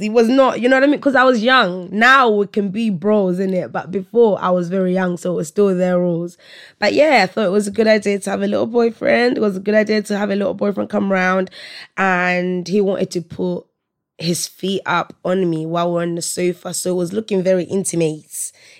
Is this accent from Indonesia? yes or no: no; Malawi; I'm from Malawi, right? So my household at my mum's house, anyway, my parents' house, it's very African. It's Malawian, right?